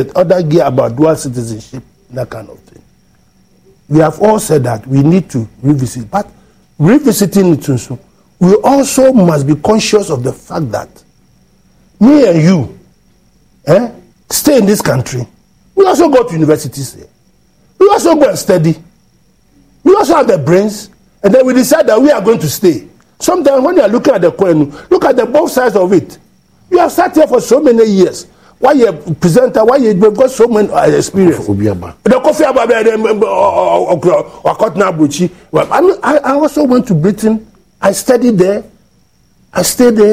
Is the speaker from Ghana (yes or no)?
yes; Ghana; I'm a Ghanaian